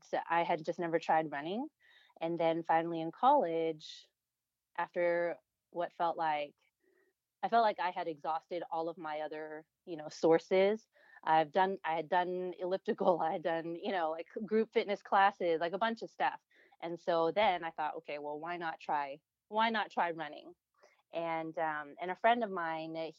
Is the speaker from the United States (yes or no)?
yes; Houston, Texas, United States; moved away as an adult; also born or lived in Austin, Texas / Orange County, California; I am Taiwanese American. I was born and grew up in Houston, Texas